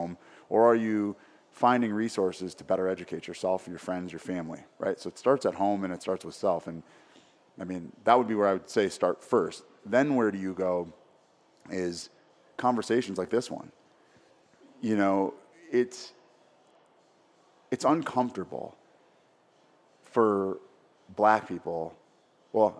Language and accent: English; Minneapolis, Minnesota, United States; growing up in Minneapolis